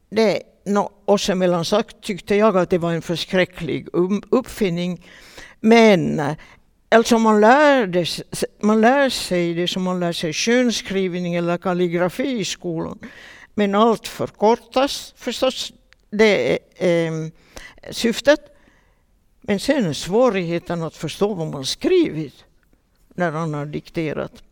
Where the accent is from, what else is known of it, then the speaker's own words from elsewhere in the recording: Vaasa, Ostrobothnia, Finland; Och vi var många Vasaflickor.